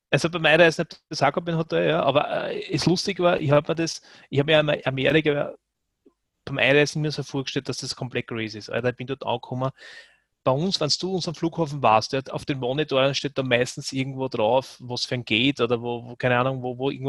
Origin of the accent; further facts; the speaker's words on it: Austria; Und was der bei uns als, als, als Österreicher